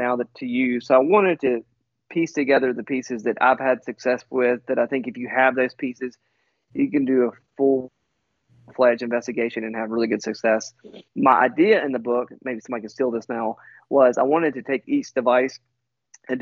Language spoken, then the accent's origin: English; United States; I'm from the United States